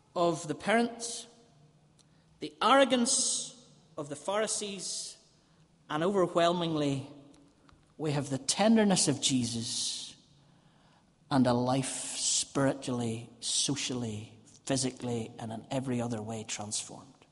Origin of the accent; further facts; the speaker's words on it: Ballymena, Northern Ireland, United Kingdom; moved away as an adult; also born or lived in Dublin; I was from Ballymena